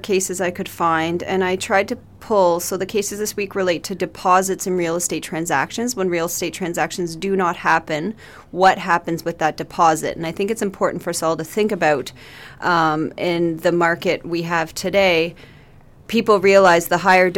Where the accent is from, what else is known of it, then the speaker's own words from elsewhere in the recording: Port Hope, Ontario, Canada; I was raised in Port Hope, and it's where my home was